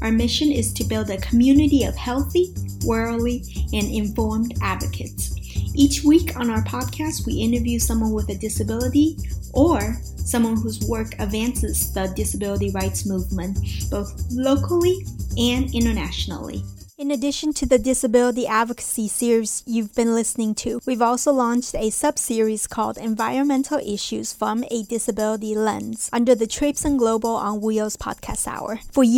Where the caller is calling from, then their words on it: Washington, District of Columbia, United States; I'm joining you from Washington, D.C.